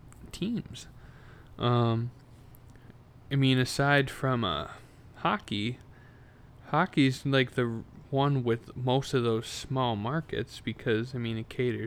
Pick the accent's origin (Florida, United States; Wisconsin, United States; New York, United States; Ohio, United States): Wisconsin, United States; I'm from Wisconsin.